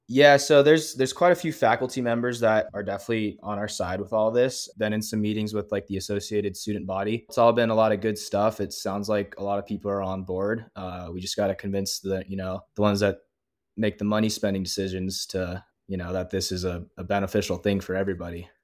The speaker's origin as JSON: {"language": "English", "region": "Southern California", "country": "United States", "tie": "born or raised there", "moved": "as an adult", "lives_now": "Flagstaff, United States", "said": "I grew up playing in Southern California."}